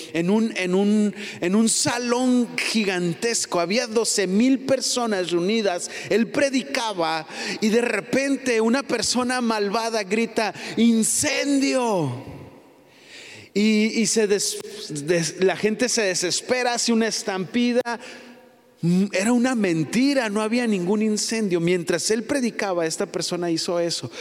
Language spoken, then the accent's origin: Spanish; Mexico; No soy eh, New Yorker, ¿cómo? soy Mexican, Mexican, mexicano